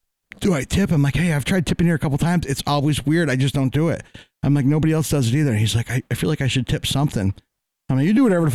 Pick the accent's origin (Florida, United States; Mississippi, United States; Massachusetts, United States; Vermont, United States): Vermont, United States; we're from Vermont.